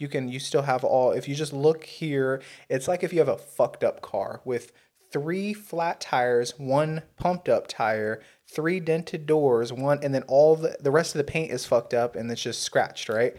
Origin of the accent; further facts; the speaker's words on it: United States; I'm an American. Yes, Native American, yes, African American. Yeah, white, you know, but guess what? American